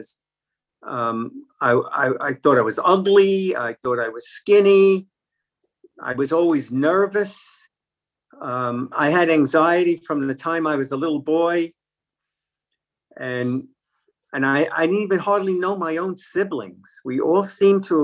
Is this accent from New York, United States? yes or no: yes; New York City, New York, United States; I grew up in Brooklyn, New York